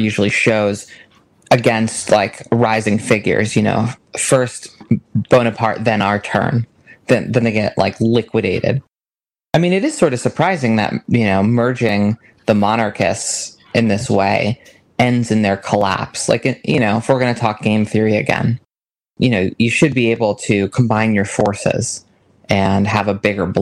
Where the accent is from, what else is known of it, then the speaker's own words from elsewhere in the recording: United States; as an American